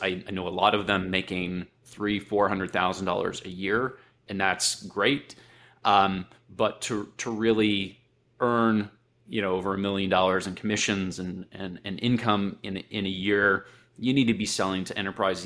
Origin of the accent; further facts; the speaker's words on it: Akron, Ohio, United States; I grew up in Akron